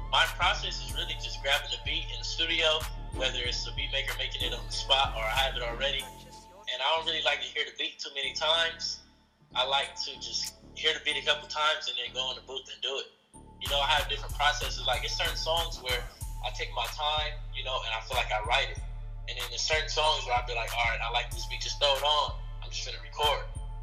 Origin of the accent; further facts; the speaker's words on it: Los Angeles, California, United States; I'm from West LA, to be exact, Mid-City